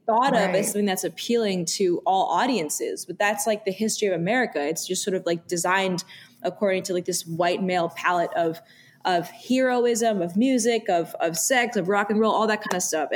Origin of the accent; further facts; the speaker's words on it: New York City, New York, United States; growing up in New York City